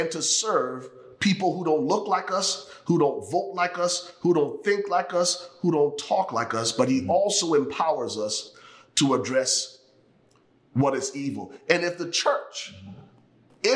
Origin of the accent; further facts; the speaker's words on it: Liberia; now in United States; I am originally from Liberia, West Africa. The United States became home for me and my family 27 years ago.